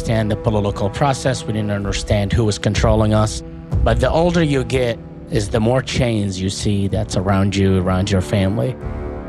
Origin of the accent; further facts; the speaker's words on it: Baghdad, Baghdad Governorate, Iraq; moved away as an adult; I grew up in Baghdad, Iraq